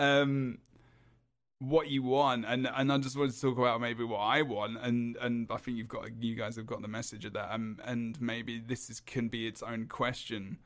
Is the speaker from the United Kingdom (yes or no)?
yes; England, United Kingdom; I'm English